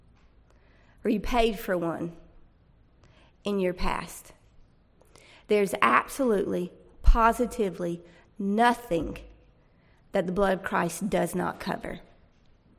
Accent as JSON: {"language": "English", "town": "Fuquay-Varina", "region": "North Carolina", "country": "United States", "said": "I'm from Fuquay"}